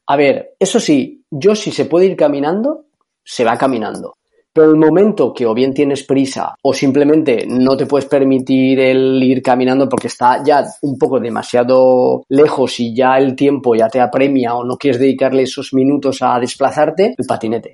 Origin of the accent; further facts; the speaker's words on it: Carcaixent, Valencian Community, Spain; Soy de un pueblo de Valencia que se llama Garcaixent